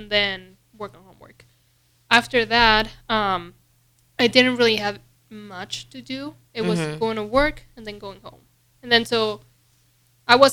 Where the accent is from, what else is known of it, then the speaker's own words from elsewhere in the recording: Mexico; now in Lincoln, United States; I'm from Mexico.